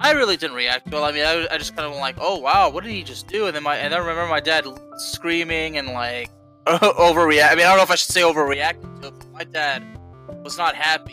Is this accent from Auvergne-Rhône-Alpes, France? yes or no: yes; Lyon, Auvergne-Rhône-Alpes, France; I was actually born in Lyon.